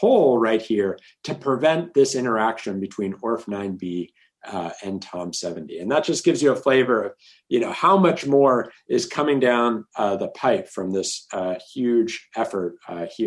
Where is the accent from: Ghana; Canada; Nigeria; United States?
Canada; Toronto, Ontario; I grew up in Toronto